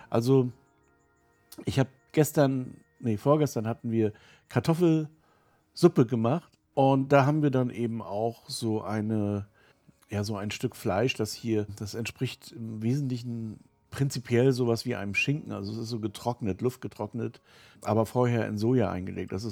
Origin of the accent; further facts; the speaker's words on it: Rostock, Mecklenburg-Vorpommern, Germany; also born or lived in Bavaria; also zum Beispiel in Rostock, wo ich herkomme, ist eine völlig andere als die in, in Passau oder so.